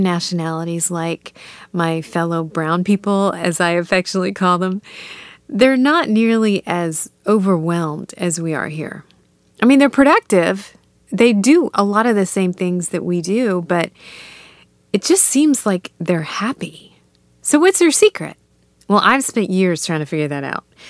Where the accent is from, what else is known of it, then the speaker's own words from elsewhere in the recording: United States; also born or lived in India; I was raised here in the States